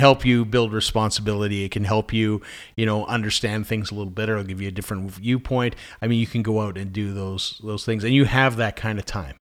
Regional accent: Scotland, United Kingdom; I'm from Scotland

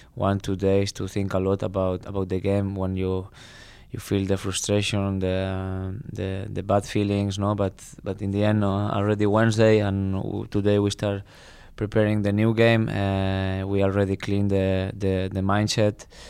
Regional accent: Barcelona, Catalonia, Spain; English is a second language; moved away as an adult; also born or lived in Krakow, Poland; now in Tilburg, Netherlands; I come from Barcelona, big city

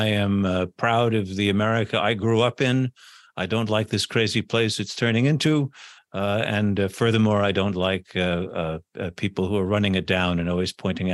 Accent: United States; It hurts me as an American to think what has not been done, and that's immigration.

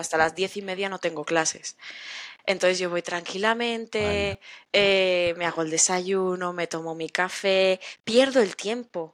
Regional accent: Spain; yo soy española

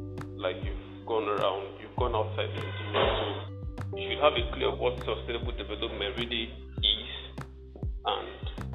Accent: Nigeria; now in Calabar, Nigeria; I'm from Agbara.

